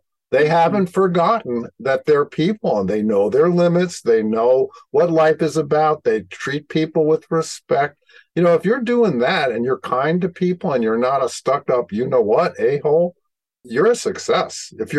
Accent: New York City, New York, United States; I grew up in Brooklyn when Brooklyn was Brooklyn, and I had a police sergeant for a father.

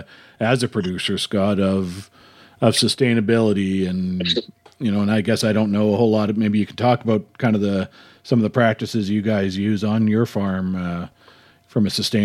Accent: Winnipeg, Manitoba, Canada; now in Calgary, Canada; I grew up in Winnipeg. I've lived in Calgary the last 26 years or so.

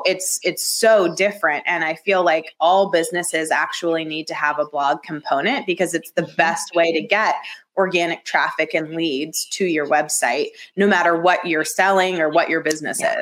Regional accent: Atlanta, Georgia, United States; moved away as an adult; also born or lived in Athens, Georgia / Los Angeles / Dallas / Washington D.C.; I grew up in the suburbs of Atlanta

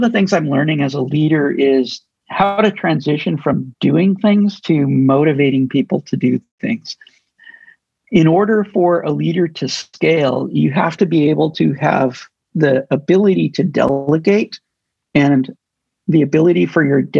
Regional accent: United States; meaning I grew up in the United States. I'm expecting to see numbers like this.

